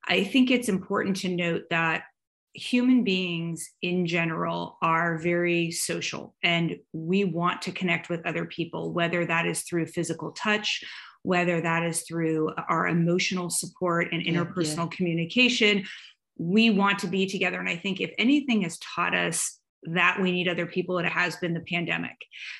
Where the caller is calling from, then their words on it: Atlanta, Georgia, United States; I am joining you from Atlanta, Georgia, in the United States of America, which is in the Southeast.